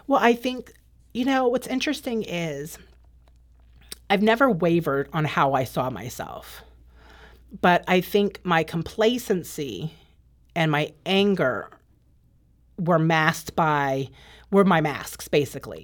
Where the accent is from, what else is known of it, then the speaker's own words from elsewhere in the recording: Northern Virginia, United States; also born or lived in Maryland; I grew up in Northern Virginia. Um, I lived in Maryland between the ages of seven and nine with my dad